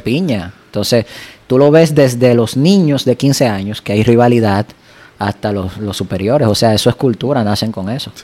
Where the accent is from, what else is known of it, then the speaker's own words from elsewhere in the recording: Dominican Republic; aquí en mi país